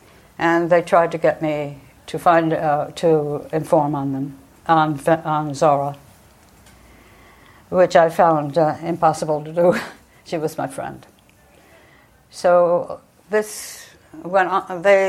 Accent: New York, United States; moved away as an adult; also born or lived in Algeria; And Sherif Galal heard my accent and said, where are you from? I said I was from New York.

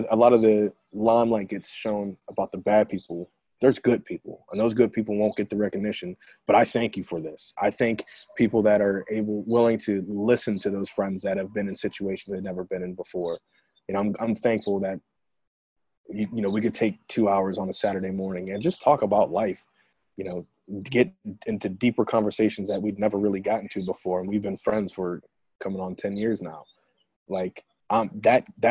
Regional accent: United States; an African American

